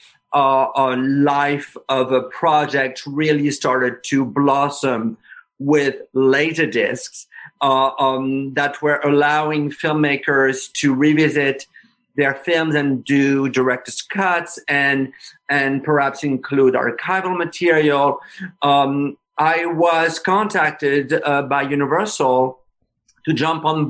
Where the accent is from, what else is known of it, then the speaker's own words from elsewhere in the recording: France; moved away; I was growing up in France